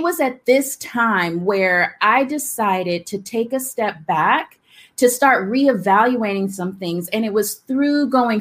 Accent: Alabama, United States; growing up in the South. I'm from Alabama.

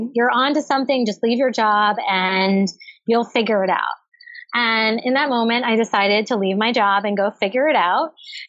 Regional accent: Cape Cod, Massachusetts, United States; also born or lived in Brookline, Massachusetts / Medford, Massachusetts; I grew up on Cape Cod.

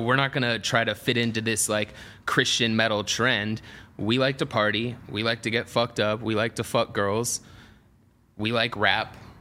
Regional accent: Atlanta, Georgia, United States; I grew up in Atlanta

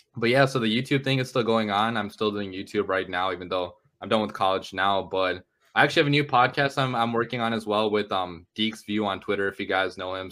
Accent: Chicago, Illinois, United States; I grew up in the Chicago area

